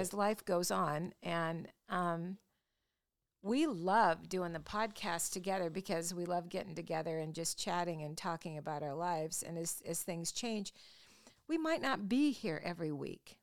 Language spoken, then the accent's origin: English; Longview, Washington, United States; growing up in Longview, Washington